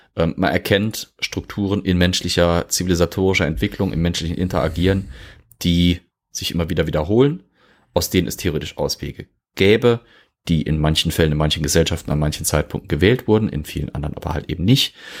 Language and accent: German; Germany; bei uns in Deutschland